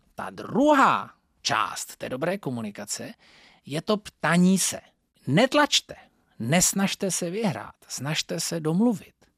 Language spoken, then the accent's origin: Czech; Northern Moravia, Czechia; Pocházím ze Severní Moravy